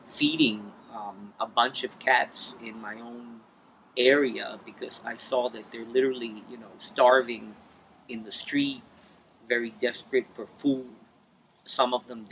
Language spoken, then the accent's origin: English; United States; moved away as an adult; also born or lived in New Jersey / New York City; now in San Juan, Puerto Rico; I am originally from New Jersey and New York City